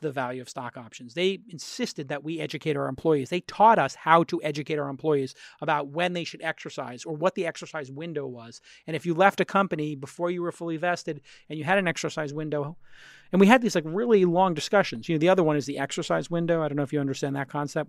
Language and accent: English; New York City, New York, United States; I'm from Brooklyn